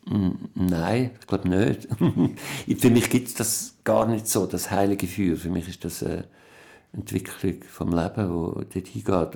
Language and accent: German; Berg am Irchel, Zurich, Switzerland; also born or lived in Bern; ich bin in Bern geboren, in einem alten Haus muss man jetzt renovieren. Und ähm, dann ist mein Vater gestorben. Mein Vater hat sich umgebracht, als ich etwa zweieinhalb war. Und dann sind wir weg von Bern und aufs Land gezogen in Berg am